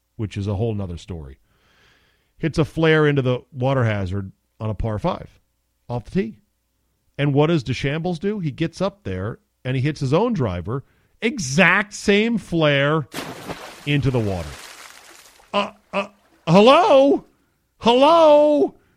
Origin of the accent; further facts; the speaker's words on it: United States; I'm American